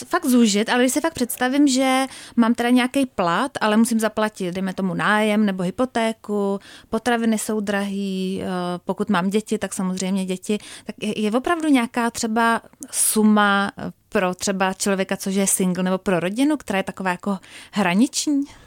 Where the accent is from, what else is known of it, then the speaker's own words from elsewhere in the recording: Czechia; jako Češi